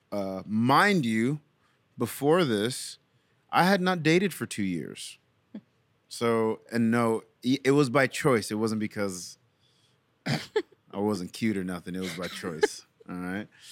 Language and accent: English; New York City, New York, United States; now in Memphis, United States; I'm from Brooklyn, New York.